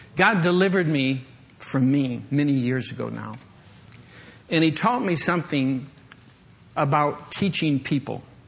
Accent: Michigan, United States; moved away; I grew up in Michigan

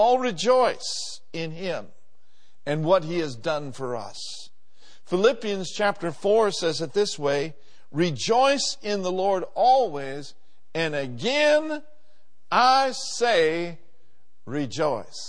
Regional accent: Minneapolis, Minnesota, United States; 4920 Bryant Avenue South, where I grew up in Minneapolis

